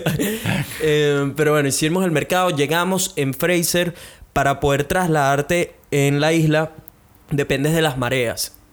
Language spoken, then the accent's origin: Spanish; Venezuela; now in Brisbane, Australia; como buenos venezolanos